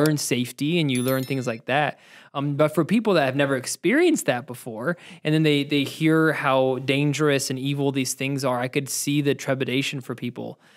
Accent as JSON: {"language": "English", "region": "Ohio", "country": "United States", "tie": "born or raised there", "said": "I grew up in Ohio, so I grew up skeet shooting"}